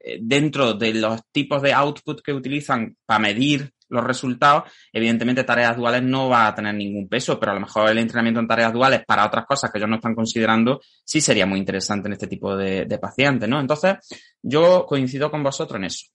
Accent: Jaén, Andalusia, Spain; yo soy de Jaén

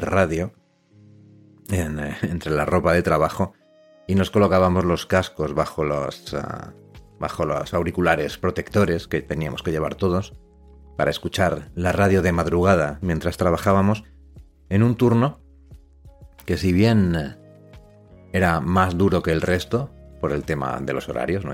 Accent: Los Corrales de Buelna, Cantabria, Spain; Yo soy de los Corrales de Huelna, que es un pueblecito que está en Cantabria

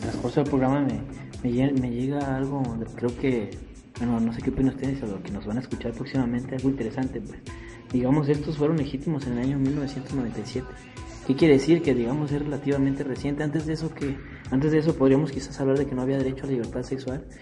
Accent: Mexico; nosotros como, como digamos, como ciudadanos mexicanos

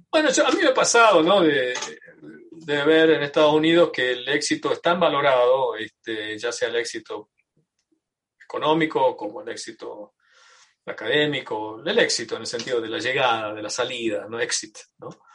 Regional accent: Tucumán, Argentina; now in United States; yo soy tucumano, argentino y tengo eh, una identificación cultural muy fuerte con, mi, con mi país

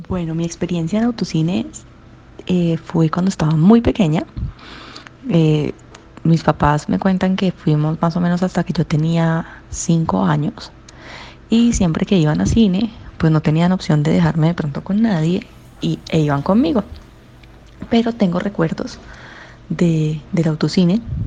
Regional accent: Cali, Valle del Cauca, Colombia; como caleña, siempre que pasaba por el autocine

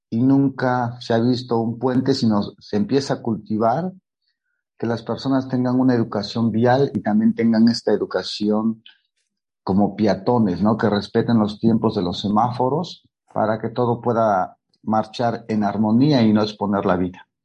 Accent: Oaxaca de Juárez, Oaxaca, Mexico; soy artista plástico y soy nacido y creado en el Centro Histórico de Oaxaca, de Juárez.

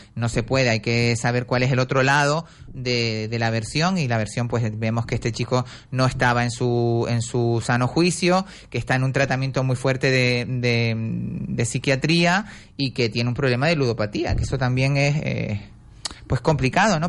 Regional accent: Canary Islands, Spain; somos canarios

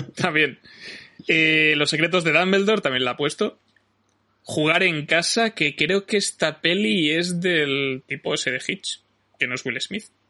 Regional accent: Majorca, Balearic Islands, Spain; como buen mallorquín de origen que soy

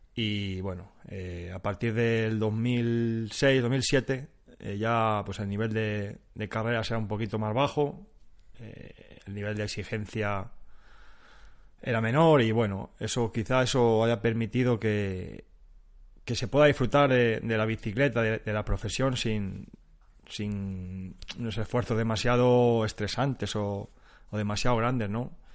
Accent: Spain

